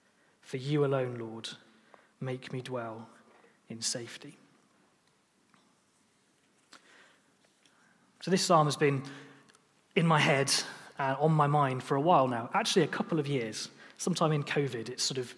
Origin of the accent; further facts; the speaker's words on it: Lancaster, North West England, United Kingdom; also born or lived in St Andrews; now in Chester, United Kingdom; we grew up in Lancaster in the northwest of England